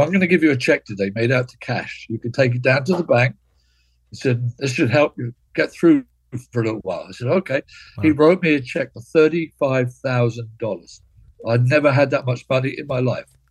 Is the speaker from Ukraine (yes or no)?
no; Cambridge, East of England, United Kingdom; David and I grew up together in Cambridge, lived in the same area of Cambridge